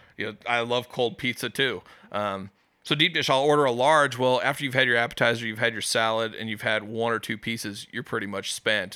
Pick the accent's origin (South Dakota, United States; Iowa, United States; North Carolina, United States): Iowa, United States; West Des Moines; I grew up in West Des Moines as a kid